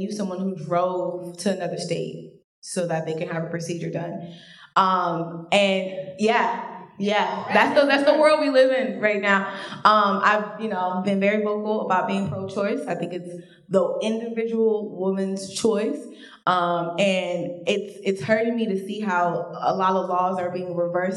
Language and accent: English; Florida, United States; I'm from Florida